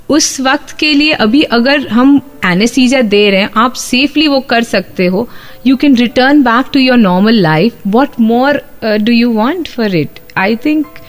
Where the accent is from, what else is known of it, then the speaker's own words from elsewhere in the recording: Mumbai, Maharashtra, India; moved away as an adult; also born or lived in United Kingdom; now in Ahmedabad, India; मैं मुंबई से हूँ शादी के बाद आई वेंट टू यूके